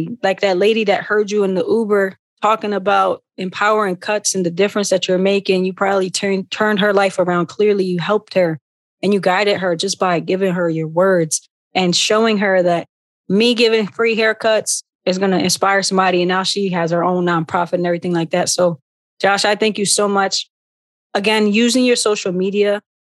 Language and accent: English; Philadelphia, Pennsylvania, United States; I'm from North Philly as well